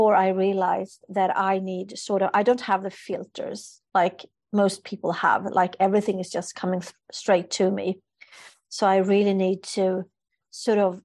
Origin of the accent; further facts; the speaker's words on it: Sweden; I'm from a culture, I'm from Sweden, so where we don't show strong emotions